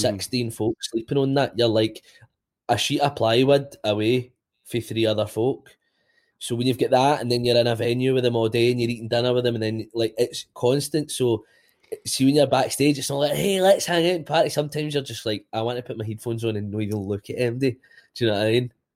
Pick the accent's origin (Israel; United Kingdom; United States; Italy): United Kingdom; Bishopbriggs, Scotland; also born or lived in Robroyston; I grew up in Bishop Briggs, then moved to the Broyston, kinda early age